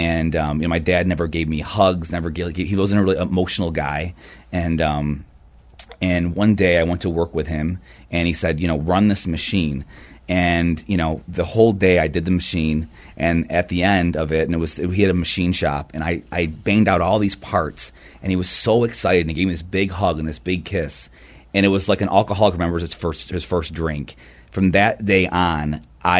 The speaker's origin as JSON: {"language": "English", "town": "Rochester", "region": "New York", "country": "United States", "said": "I'm from upstate Rochester, New York"}